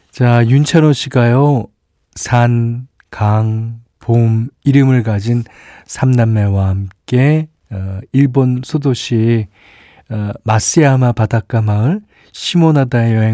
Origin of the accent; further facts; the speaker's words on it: Busan, South Korea; moved away; 저는 고향이 부산인데요. 어, 처음 부산을 떠나 맞이했던 그 낯설고 들뜬 명절이 기억납니다.